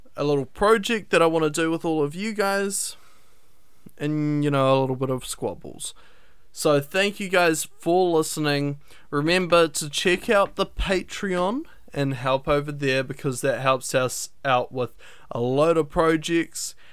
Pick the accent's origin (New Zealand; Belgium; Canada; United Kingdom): New Zealand; I'm from New Zealand